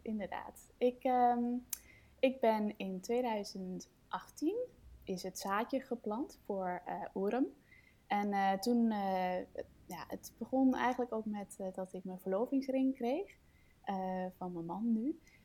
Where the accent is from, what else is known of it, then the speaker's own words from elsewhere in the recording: Denmark; now in Netherlands; ik kom uit Denemarken oorspronkelijk. Ehm, ik woon in Nederland nu